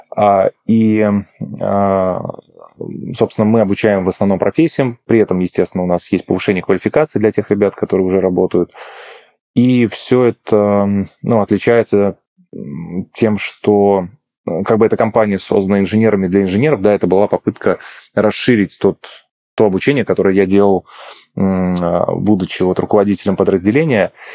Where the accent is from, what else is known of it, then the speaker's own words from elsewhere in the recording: Ulyanovsk, Ulyanovsk Oblast, Russia; moved away as an adult; also born or lived in Moscow; я переехал из Москвы обратно к себе домой в Ульяновск